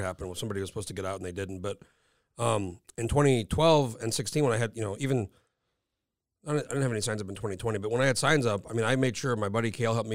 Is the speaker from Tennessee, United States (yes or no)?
no; New Mexico, United States; now in Anchorage, United States; I'm from New Mexico originally